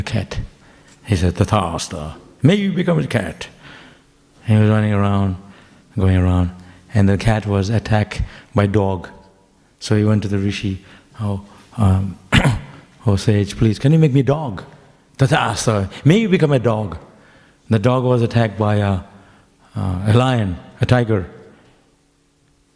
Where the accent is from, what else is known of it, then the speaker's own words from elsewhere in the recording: Mayapur, West Bengal, India; now in Melbourne, Australia; I was brought up in Mayapur